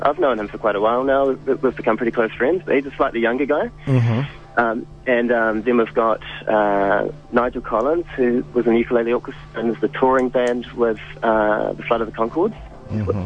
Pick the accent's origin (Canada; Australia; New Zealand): New Zealand; Wellington; also born or lived in Berlin; I'm from Wellington